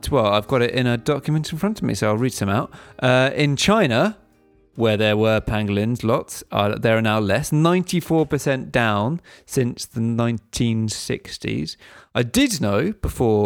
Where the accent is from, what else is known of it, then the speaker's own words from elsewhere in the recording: England, United Kingdom; I'm from England and I'm here